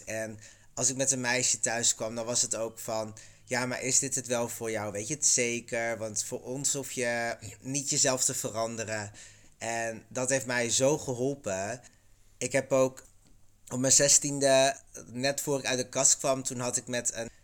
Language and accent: Dutch; Groningen, Netherlands; moved away; de provincie Groningen